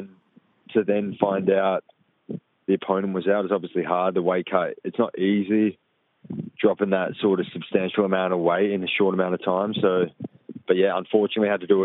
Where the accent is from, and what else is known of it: Perth, Western Australia, Australia; born or raised there